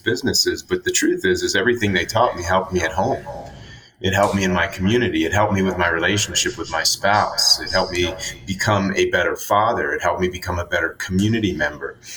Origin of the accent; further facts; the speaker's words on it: Florida, United States; I grew up in Florida and played sports